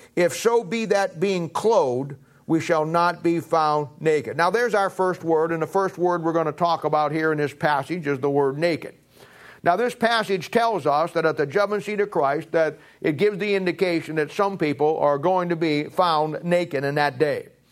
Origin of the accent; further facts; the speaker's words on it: United States; also born or lived in Raytown; I'm an American. I live in America. I was born in America